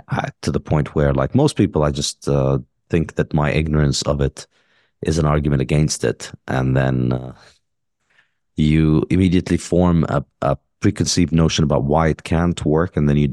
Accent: Ramallah, Ramallah and al-Bireh Governorate, Palestine; I mean, I grew up in Palestine, in Ramallah. My father's a doctor.

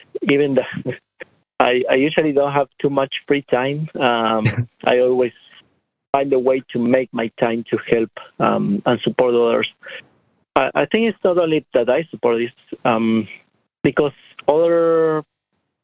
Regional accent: Argentina; moved away as an adult; now in United States; I am from Argentina

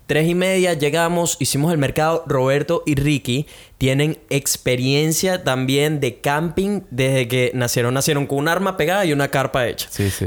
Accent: Venezuela; now in Brisbane, Australia; como buenos venezolanos

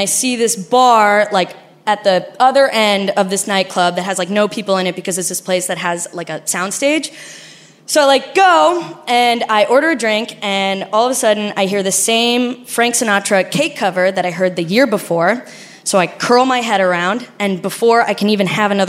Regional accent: Argentina; accent: Argentinian; My accent is Argentinian because I'm Argentinian

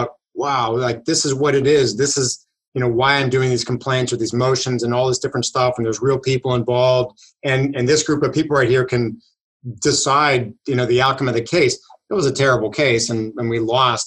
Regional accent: Pittsburgh, Pennsylvania, United States; I am from Pittsburgh, Pennsylvania, pretty much born and raised here

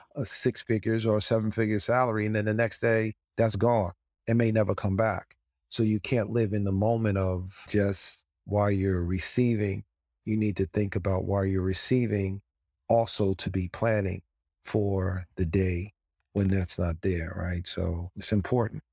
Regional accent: White Plains, New York, United States; we lived in a five-family home in White Plains, New York

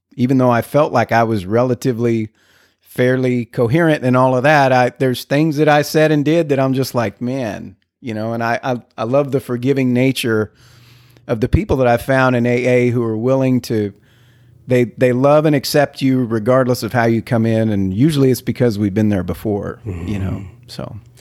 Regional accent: El Paso, Texas, United States; now in McKinney, United States; I'm from the border, from El Paso, Texas

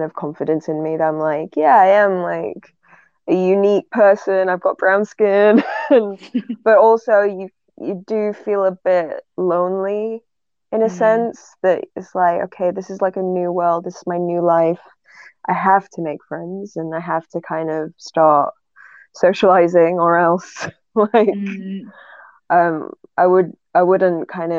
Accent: England, United Kingdom; accent: northern English; every time I meet them, my northern accent starts playing up, because now I'm just kind of neutral.

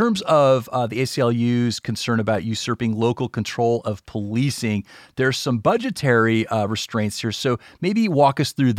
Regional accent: Gulf South, United States; Yeah, you know, I grew up in the Gulf South, and, you know, I remember my dad would take me around and kind of show me places

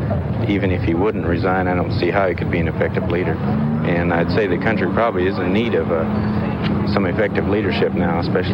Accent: Houston, Texas, United States; I'm from Houston, Texas.

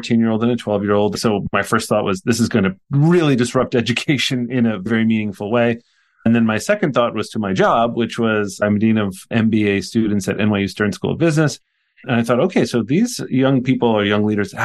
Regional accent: Poughkeepsie, New York, United States; also born or lived in Jersey City, New Jersey / Prague / Brussels; I grew up in Poughkeepsie, New York, which is where Vassar College is in the United States in New

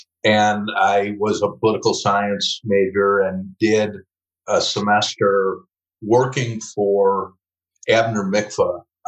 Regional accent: Chicago, Illinois, United States; accent: Chicago accent; I'm from the Chicago area. I live in the suburbs north of Chicago along the North Shore.

